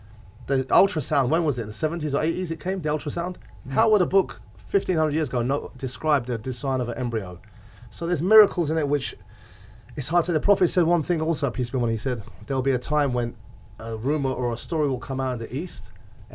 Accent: England, United Kingdom; moved away; I was raised in England

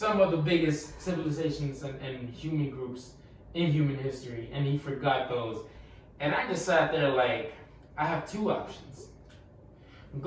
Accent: Honduras; now in United States; I'm from Honduras.

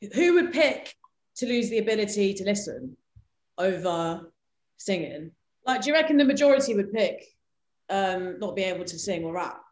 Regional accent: England, United Kingdom; I was born and raised in England, so I'm like British in one sense

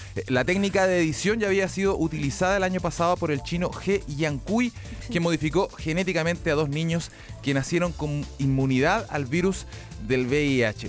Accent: Chile; los chilenos

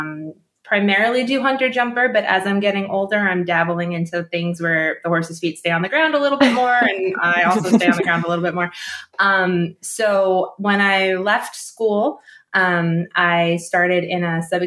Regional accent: New Jersey, United States; I grew up in New Jersey

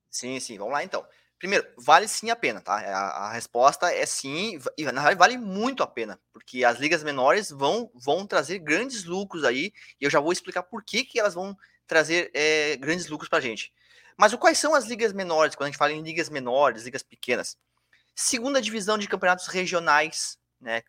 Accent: Bagé, Rio Grande do Sul, Brazil; now in Florianópolis, Brazil; eu sou lá do Rio Grande do Sul, eu moro em Floripa, mas eu sou do, sou do Rio Grande do Sul. Imagina você, lá, lá, eu sou da cidade de Bagé, cidade lá do interior, quase divisa com o Uruguai

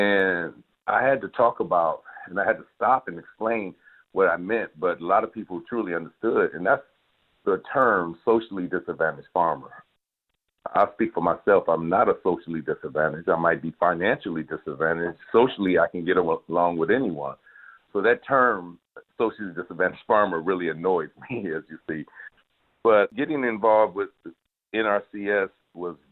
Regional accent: Detroit, Michigan, United States; coming back to a city like Detroit, my hometown

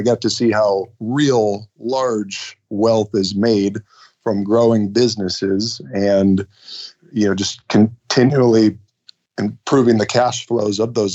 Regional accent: Ohio, United States; now in Michigan, United States; I was born and raised in Ohio

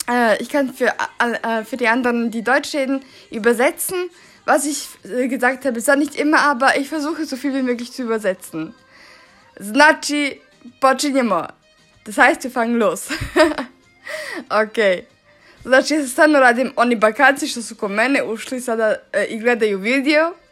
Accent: Svilajnac, Šumadija and Western Serbia, Serbia; German is a second language; ich komme aus Serbien in einer Stadt aus äh, Svilajnac, äh, in der Nähe von Kragujevac und auch in der Nähe von ähm, äh, Despotovac.

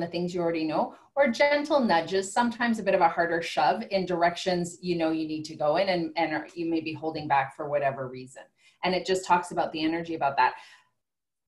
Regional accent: Calgary, Alberta, Canada; I'm from Calgary, Alberta

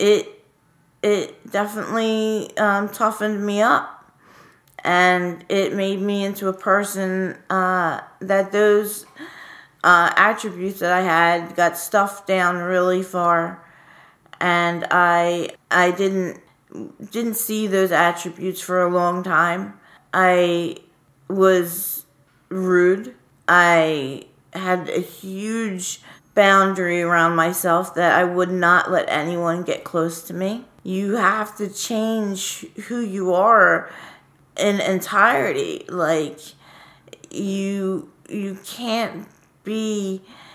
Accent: Philadelphia, Pennsylvania, United States; I am from Fairmount. I've moved around a lot, my family, but for the majority of my childhood, I was in Fairmount.

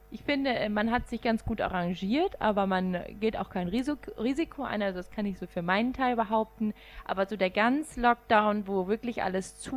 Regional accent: Rhineland, Germany; Ich komme ja aus dem Rheinland.

